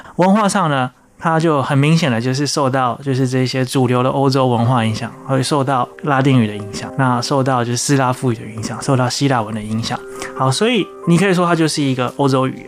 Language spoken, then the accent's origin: Chinese; Taiwan; 身为一个台湾人或者是说华人